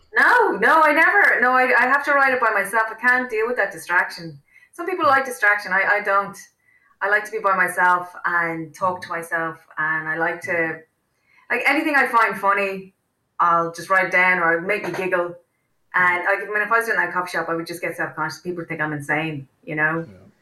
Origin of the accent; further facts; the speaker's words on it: Wicklow, Leinster, Ireland; I grew up in Wicklow